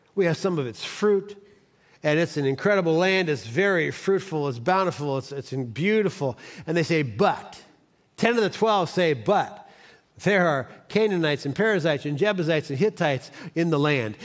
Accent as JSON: {"language": "English", "town": "Cleveland", "region": "Ohio", "country": "United States", "said": "I'm from Cleveland"}